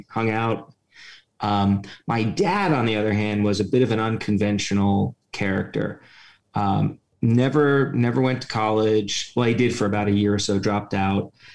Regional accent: New York City, New York, United States; moved away; I grew up in a working-class neighborhood of Brooklyn

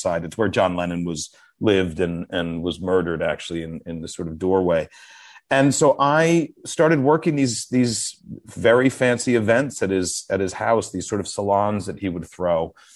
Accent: New York City, New York, United States; I was from New York

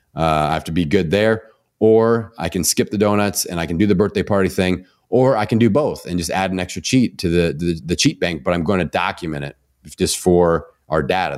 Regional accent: Indiana, United States; I'm from Indiana. We have mamaws and Papa's here.

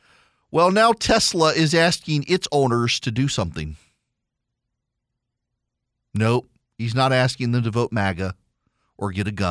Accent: Dubai, United Arab Emirates; So when I was a kid, I grew up in Dubai

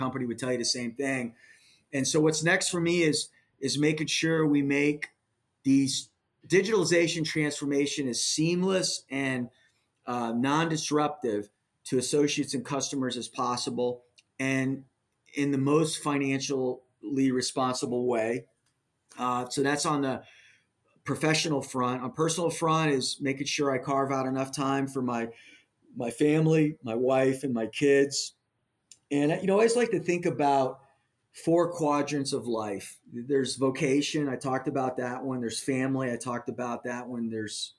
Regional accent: Miami, Florida, United States; moved away; I was born in Miami

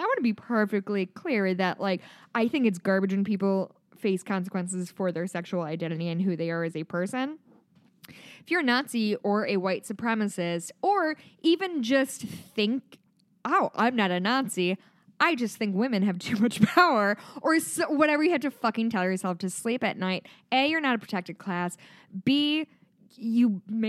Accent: Midwest, United States; accent: Midwestern; My Midwestern accent really comes out with DACA.

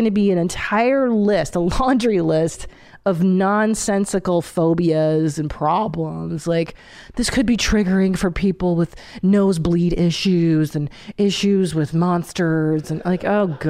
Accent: Hungary; moved away; in Hungary, there's a roller coaster that doesn't even stop to let you on. Like, that's the kind of stuff I grew up going

